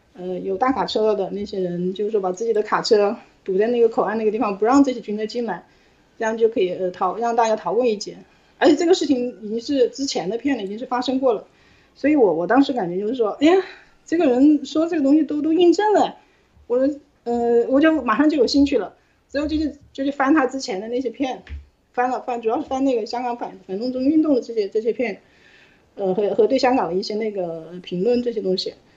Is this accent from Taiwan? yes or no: no; Hong Kong; moved away as an adult; now in United Kingdom; 我们自会香港人